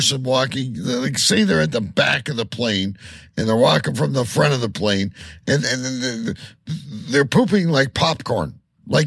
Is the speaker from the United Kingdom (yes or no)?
no; Canada